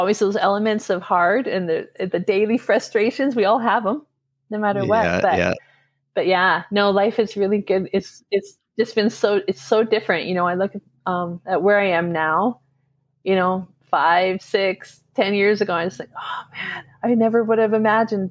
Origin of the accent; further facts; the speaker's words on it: Alberta, Canada; and I'm obviously from Alberta.